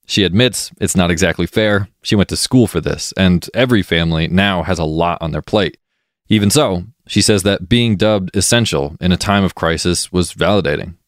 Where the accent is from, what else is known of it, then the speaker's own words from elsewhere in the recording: Mount Holly, Vermont, United States; my hometown, Mount Holly, Vermont